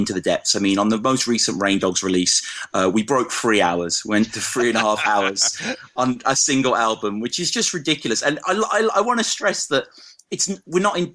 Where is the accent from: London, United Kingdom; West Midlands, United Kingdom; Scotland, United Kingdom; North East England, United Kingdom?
West Midlands, United Kingdom; Birmingham; accent: Brummy; moved away as an adult; now in Oxford, United Kingdom; I'm born and raised in Birmingham, and some of your English listeners might detect a little bit of the Brummy, as it's called, in my voice